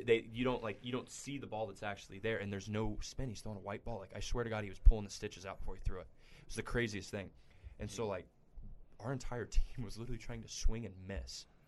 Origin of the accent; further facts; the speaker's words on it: Midland, Texas, United States; I'm from Midland and we have the Double A affiliate for the A's